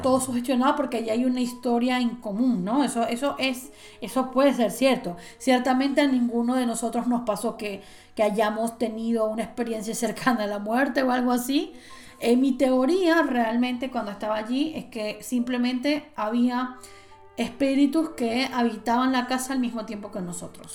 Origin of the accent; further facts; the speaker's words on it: Maracaibo, Zulia, Venezuela; also born or lived in Cabimas; cuando nosotros nos mudamos de Cabimas a Maracaibo, en Cabimas era donde estaba esta casa, luego nos mudamos a Maracaibo